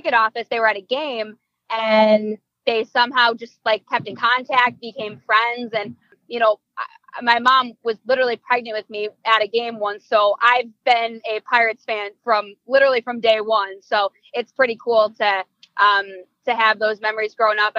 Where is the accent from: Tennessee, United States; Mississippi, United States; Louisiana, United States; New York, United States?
New York, United States; Hamburg; All the way from kindergarten through 12th grade, I was throughout the Hamburg school district